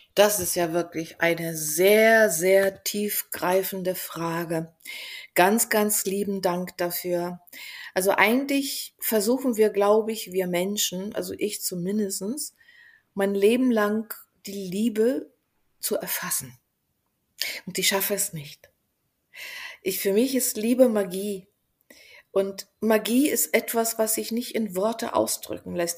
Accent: Bulgaria; moved away; also born or lived in Berlin; ich bin doch Bulgarin

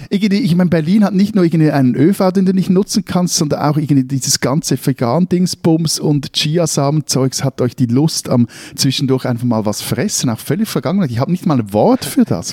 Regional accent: Zurich, Switzerland; als Zürcher

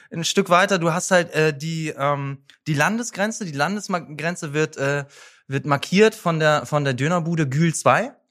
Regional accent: Bremen, Germany; das ist schon immer noch meine Heimat. Ich fühle mich hier sehr, sehr wohl, aber Bremen und vor allen Dingen Bremen Nord ist schon immer noch da, wo mein Herz auch, auch viel hängt.

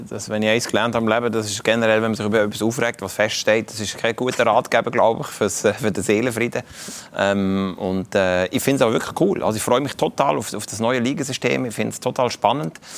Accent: Kaiserslautern, Rhineland-Palatinate, Germany; das nehme ich aus meiner Heimatstadt Kaiserslautern, habe ich mitgenommen, bin ich ab und zu mal wieder dort, oder?

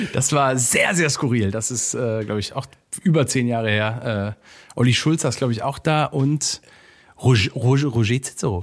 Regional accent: Cologne, North Rhine-Westphalia, Germany; ich bin ein Kölner äh, rheinisch rheinländisches Rich Kid

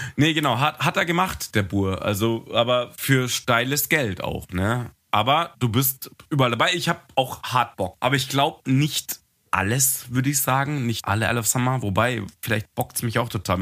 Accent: Munich, Bavaria, Germany; ich bin ja Münchner

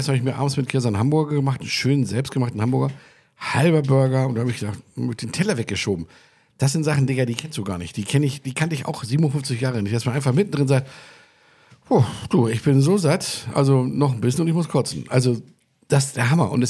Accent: California, United States; Also so wie man sich das, wie es bei uns in Kalifornien ist, mit Guacamole und ein bisschen Tomate

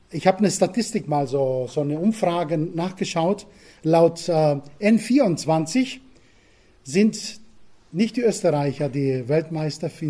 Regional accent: Crete, Greece; German is a second language; moved away as an adult; now in Germany; Nein, ich bin auf Kreta geboren ähm, und aufgewachsen. 19 Jahre habe ich dort verbracht, bis meine jetzige Frau kam. Und sie hat mich nach Bayern entführt.

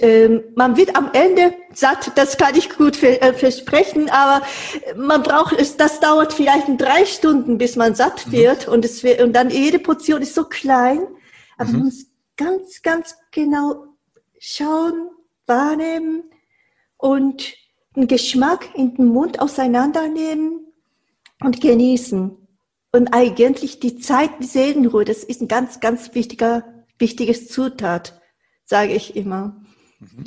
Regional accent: Tokyo, Japan; moved away; also born or lived in Shikoku; ich komme aus Tokio

